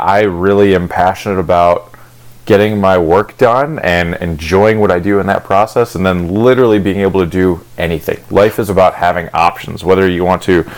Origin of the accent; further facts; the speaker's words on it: Cleveland, Ohio, United States; I grew up in Cleveland